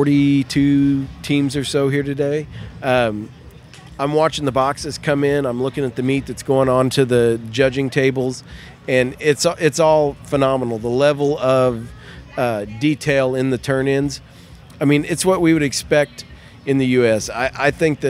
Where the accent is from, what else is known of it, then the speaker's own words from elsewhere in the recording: Kansas, United States; I'm from Kansas